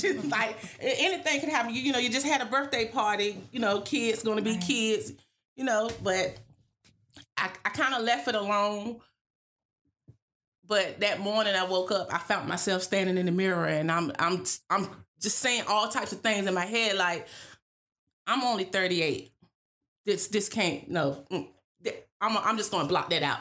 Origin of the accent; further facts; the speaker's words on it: Weldon, North Carolina, United States; also born or lived in Landover, Maryland; I'm originally from Landover, Maryland, but I actually moved down here and grew up in Weldon, North Carolina, and graduated from Weldon High School.